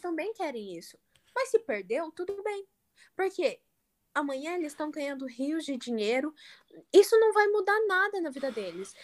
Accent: Brazil; como brasileira

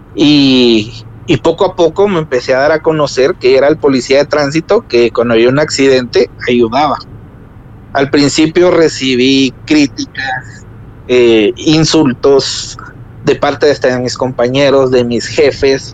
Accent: Agua Blanca, Jutiapa, Guatemala; nosotros somos de Agua Blanca, o sea, somos cercanos

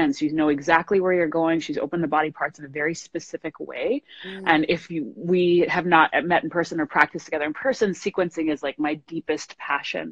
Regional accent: New York, United States; moved away; I'm from New York, so I used to practice a lot, obviously, there

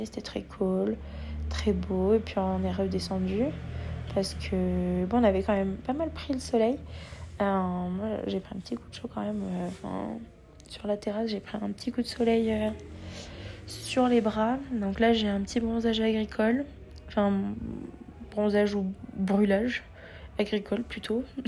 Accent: France; qu'on est français

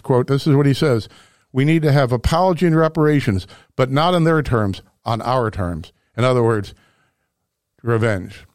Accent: Webster Groves, Missouri, United States; I grew up here in Missouri

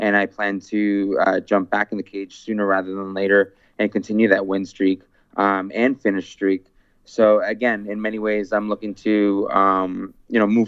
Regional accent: Canada; my fundamental rights as a Canadian

